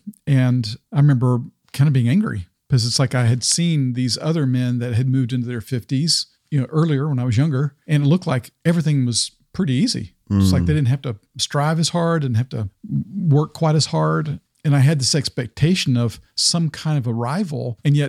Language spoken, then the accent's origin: English; the South, United States; Like, I grew up in the South primarily. With my dad was military, which even the military context colored my view when I was much younger.